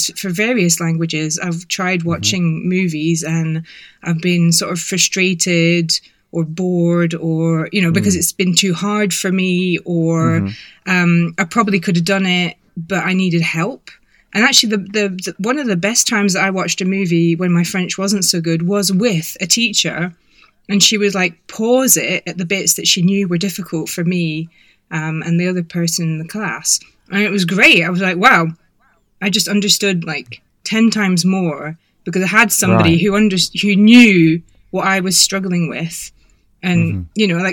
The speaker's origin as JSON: {"language": "English", "region": "Scotland", "country": "United Kingdom", "also_born_or_lived": "England", "accent": "Scottish", "moved": "as an adult", "lives_now": "France", "said": "I'm from Scotland, so this is why my accent sounds a bit Scottish, even though I haven't lived in Scotland since 1997."}